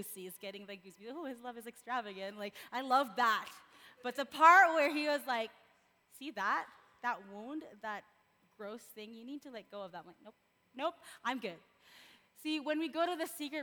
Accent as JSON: {"language": "English", "country": "Philippines", "tie": "born or raised there", "moved": "yes", "said": "I was born and raised in the Philippines"}